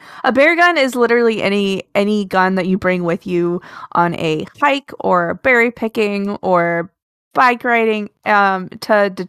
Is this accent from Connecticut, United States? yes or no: no; Alaska, United States; I grew up in Alaska.